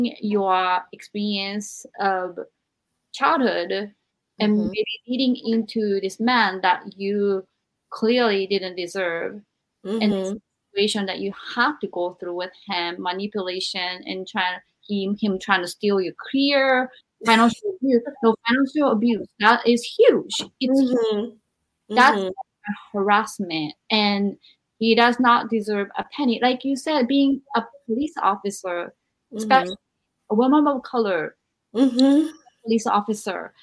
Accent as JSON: {"language": "English", "country": "Japan", "said": "I am from Japan, where women were taught to be the best wives"}